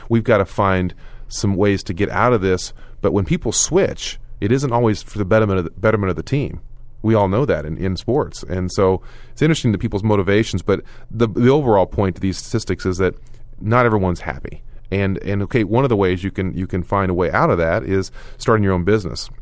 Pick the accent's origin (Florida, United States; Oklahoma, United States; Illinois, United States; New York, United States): Oklahoma, United States; moved away; when I moved away from Oklahoma, people didn't believe me, and I moved back to Oklahoma